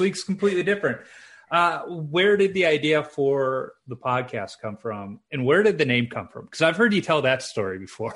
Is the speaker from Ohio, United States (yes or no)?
no; Chicago, Illinois, United States; growing up in Chicago, the park district had a few outdoor rinks